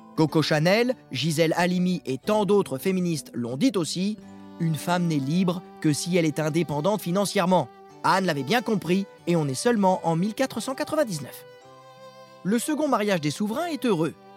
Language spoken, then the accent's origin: French; Sablé-sur-Sarthe, Pays de la Loire, France; du côté de chez moi, à Sablé-sur-Sarthe